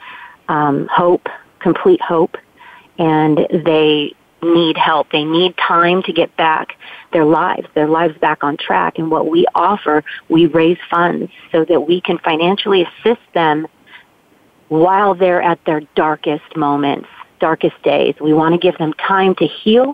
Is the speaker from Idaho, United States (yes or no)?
yes; Coeur d'Alene, Idaho, United States; moved away; I'm originally from Coeur d'Alene, Idaho